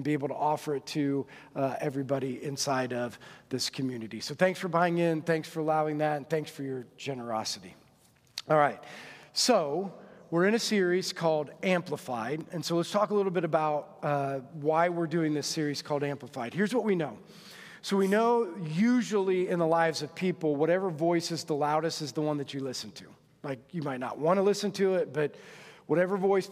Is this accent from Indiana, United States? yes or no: yes; Monroe, Indiana, United States; I grew up in Monroe. And in Monroe, it was a very small school, went to Adams Central